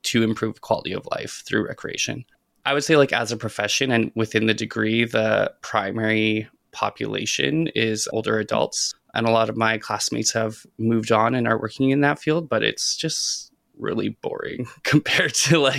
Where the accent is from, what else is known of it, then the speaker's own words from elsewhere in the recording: Saskatchewan, Canada; moved away as an adult; now in Vancouver, Canada; Growing up in Saskatchewan